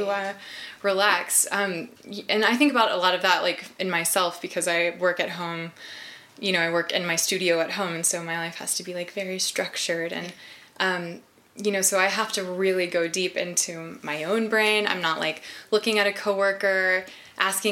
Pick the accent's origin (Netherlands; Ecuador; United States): United States; Texas; now in Pacific Northwest, United States; I'm from Texas. I live in the Northwest now